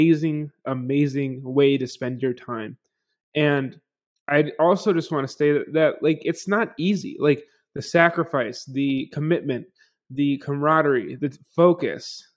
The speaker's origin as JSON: {"language": "English", "town": "Buffalo", "region": "New York", "country": "United States", "tie": "born or raised there", "moved": "yes", "said": "Growing up in Buffalo"}